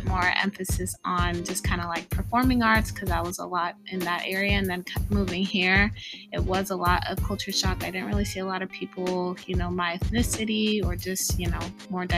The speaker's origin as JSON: {"language": "English", "town": "Pasadena", "region": "California", "country": "United States", "tie": "born or raised there", "also_born_or_lived": "Kenya / Davis, California", "lives_now": "Roseville, United States"}